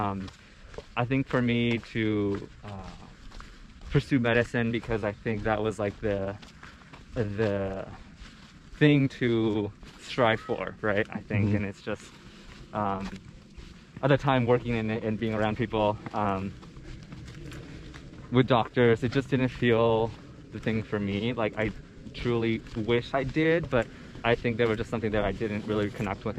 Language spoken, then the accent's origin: English; Santa Cruz, California, United States; growing up in Santa Cruz